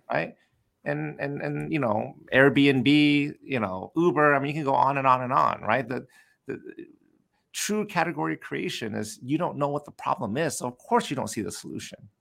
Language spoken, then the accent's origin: English; Southern California, United States; growing up in Southern California